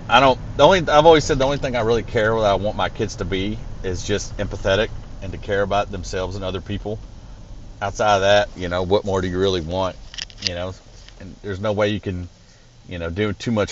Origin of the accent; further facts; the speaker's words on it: Arkansas, United States; now in Lebanon, Tennessee, United States; Growing up in Arkansas, there was a lot of fighting, a lot of school.